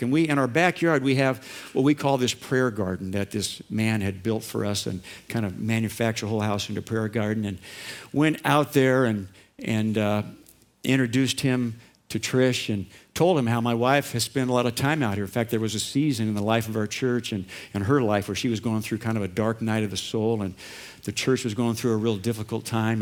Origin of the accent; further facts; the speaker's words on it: Orange County, California, United States; I grew up in Orange County and kind of a modest home.